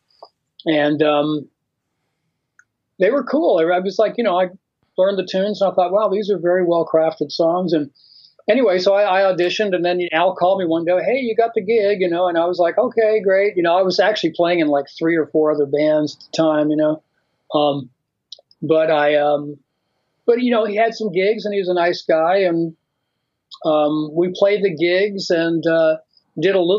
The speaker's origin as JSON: {"language": "English", "region": "Florida", "country": "United States", "tie": "born or raised there", "moved": "as an adult", "lives_now": "Los Angeles, United States", "said": "I grew up in Florida, and that's where I started playing music"}